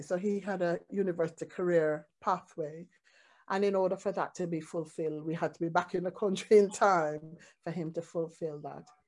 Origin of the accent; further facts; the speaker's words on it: Jamaica; as a Jamaican, reggae music, drumming, Rastafarian music, all those things